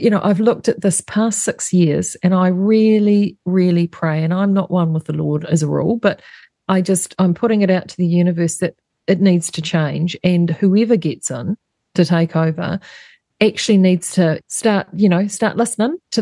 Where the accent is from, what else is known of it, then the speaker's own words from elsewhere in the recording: Gisborne, New Zealand; we're from Gizzy